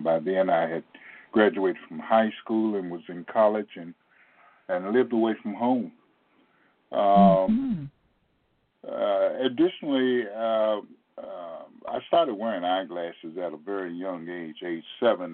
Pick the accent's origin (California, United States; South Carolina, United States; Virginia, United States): Virginia, United States; Portsmouth; I grew up in Portsmouth, Virginia